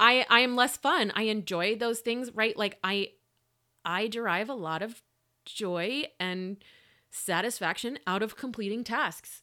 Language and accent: English; Lubbock, Texas, United States; moved away as an adult; I'm from here